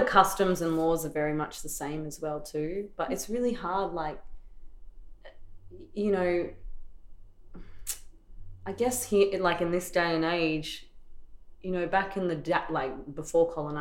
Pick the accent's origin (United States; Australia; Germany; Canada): Australia; Torres Strait Islands, Queensland; now in Melbourne, Australia; I don't have access to a lot of Torres Strait Islanders here. All my mob's back up home